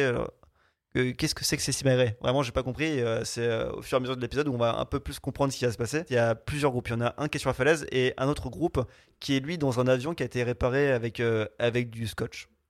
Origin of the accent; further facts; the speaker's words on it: France; je suis français.